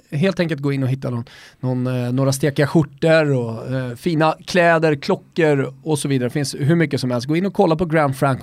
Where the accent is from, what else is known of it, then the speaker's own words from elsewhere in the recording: Sweden; also born or lived in Austria; jag är svensk österrikare